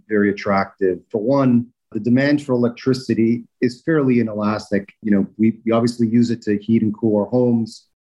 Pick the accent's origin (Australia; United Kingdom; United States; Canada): Canada; Toronto, Ontario; moved away; I grew up in Toronto